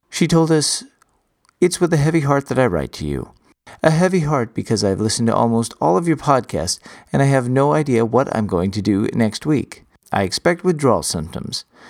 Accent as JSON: {"language": "English", "region": "Texas", "country": "United States", "tie": "born or raised there"}